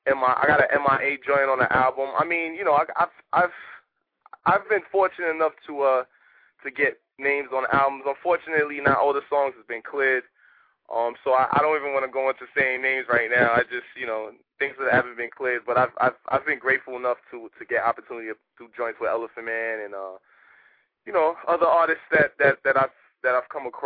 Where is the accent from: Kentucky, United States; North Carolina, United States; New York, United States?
New York, United States; Bronx; I'm an artist from the Bronx.